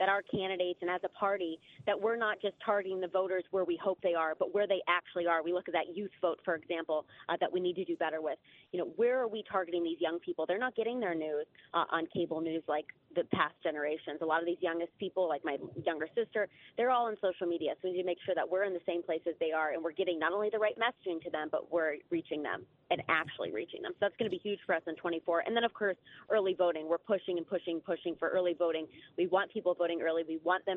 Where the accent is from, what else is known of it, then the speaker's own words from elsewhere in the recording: Ohio, United States; I'm in Ohio. I'm from Ohio.